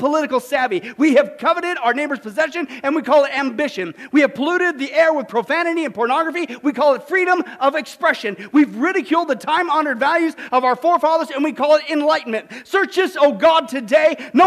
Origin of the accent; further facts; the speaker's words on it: Kansas, United States; Kansas, my home state, Bible Belt